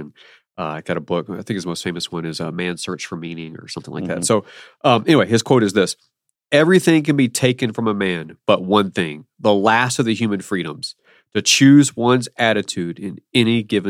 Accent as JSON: {"language": "English", "region": "Alabama", "country": "United States", "said": "I'm from Alabama, not Birmingham, but I'm from Alabama. Originally."}